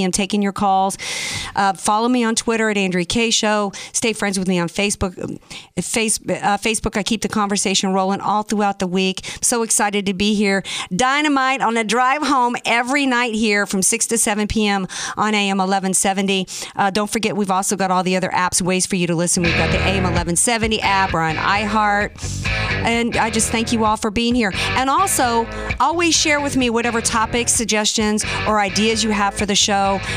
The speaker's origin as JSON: {"language": "English", "region": "Louisiana", "country": "United States", "lives_now": "California, United States", "said": "I came here from Louisiana because I love California. I love the beaches here. I, you know, my heart's in two places, New Orleans and here."}